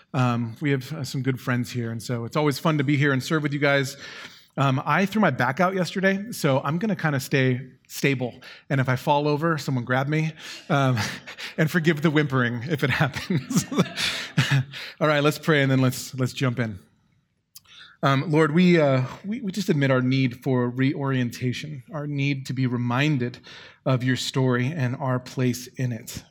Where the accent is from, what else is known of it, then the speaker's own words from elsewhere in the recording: Long Beach, California, United States; growing up in Long Beach